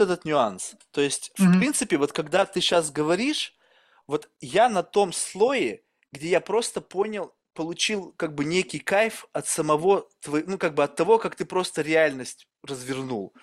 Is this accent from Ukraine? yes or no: no; Russia; я вырос в России